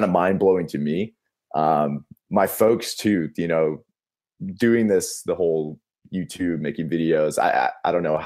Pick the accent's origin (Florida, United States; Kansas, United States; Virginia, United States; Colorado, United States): Florida, United States; Boca Raton; also born or lived in San Francisco, California; now in Tempe, United States; I'm actually from Florida